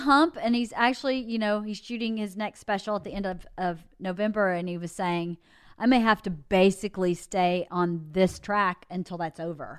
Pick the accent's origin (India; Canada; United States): United States; the South; moved away; I grew up in the South